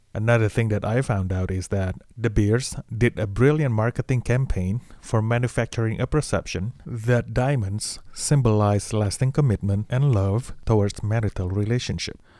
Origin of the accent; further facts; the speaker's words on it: Indonesia; now in Los Angeles, United States; I was born in Indonesia